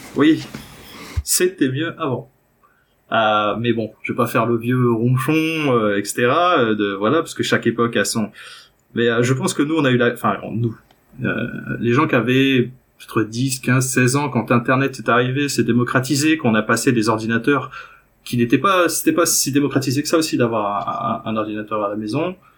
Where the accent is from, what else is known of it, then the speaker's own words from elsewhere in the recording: France; moved away; je suis français au départ